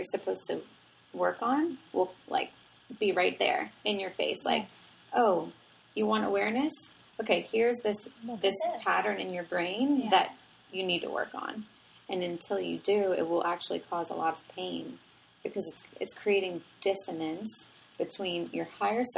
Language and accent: English; New Orleans, Louisiana, United States; I grew up in New Orleans. I grew up in a, you know, very Italian family